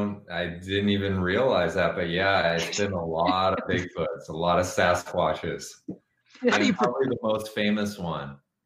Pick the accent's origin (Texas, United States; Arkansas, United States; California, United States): California, United States; Los Angeles; I grew up in Los Angeles